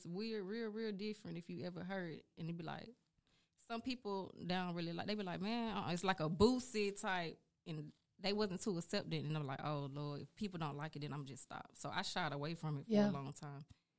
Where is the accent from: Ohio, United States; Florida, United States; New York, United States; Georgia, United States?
Georgia, United States; Atlanta; Look, I'm straight from Atlanta, West Side, Zone 1